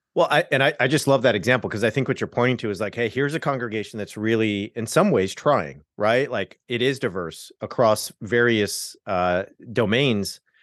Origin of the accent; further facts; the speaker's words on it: Southern California, United States; I'm from Southern California, so I converted at, like, a mega church